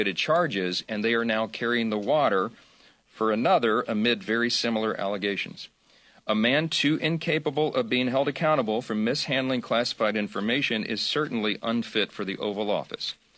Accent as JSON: {"language": "English", "region": "Louisiana", "country": "United States", "said": "My home state of Louisiana"}